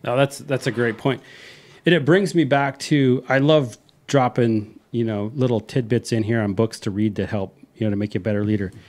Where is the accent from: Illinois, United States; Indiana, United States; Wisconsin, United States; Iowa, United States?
Iowa, United States; now in Texas, United States; I'm not from the heart of Texas. I'm from Iowa